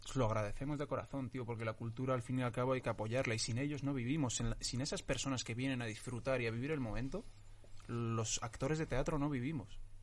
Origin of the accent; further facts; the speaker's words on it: Getafe, Community of Madrid, Spain; Spanish is a second language; also born or lived in Tetouan, Morocco; yo nací en Tetuán el 30 de agosto del 95 y vine aquí a España en el 2004, a los nueve años. Y vine directamente a Getafe y sigo viviendo en Getafe